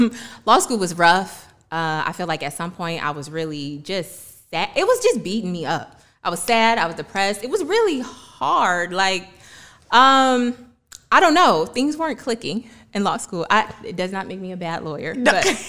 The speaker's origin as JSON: {"language": "English", "town": "Detroit", "region": "Michigan", "country": "United States", "tie": "born or raised there", "also_born_or_lived": "New York / Washington, D.C. / Atlanta", "moved": "as an adult", "said": "growing up in Detroit"}